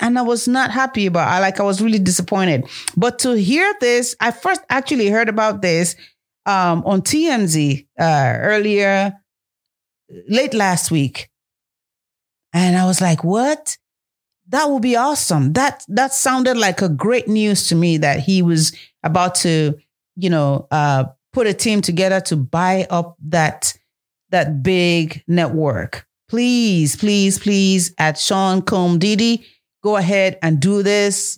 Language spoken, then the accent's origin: English; Nigeria; moved away; the motherland, Africa, Nigeria, my home country